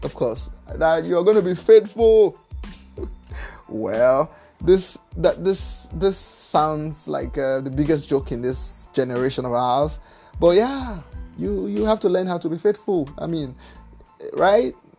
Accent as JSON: {"language": "English", "country": "Nigeria", "said": "I'm from Nigeria"}